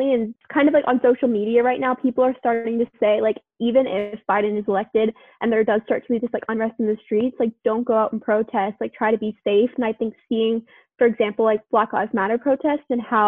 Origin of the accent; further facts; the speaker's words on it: Tennessee, United States; now in United Kingdom; growing up in Tennessee